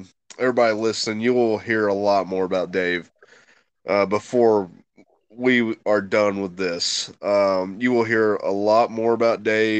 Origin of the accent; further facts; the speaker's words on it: mountains of North Carolina, United States; I am from the Great Mountains of North Carolina, back in the hills, back in the woods.